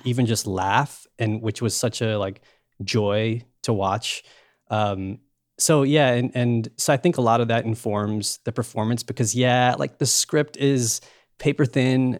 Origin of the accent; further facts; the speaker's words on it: New York, United States; born and raised in New York